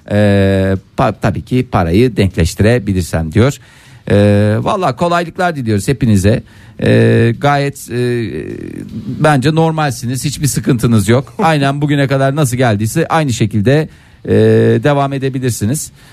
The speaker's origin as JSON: {"language": "Turkish", "town": "Seydişehir", "region": "Konya", "country": "Turkey", "tie": "born there", "said": "Konya'da. Seydişehir'de. Evet."}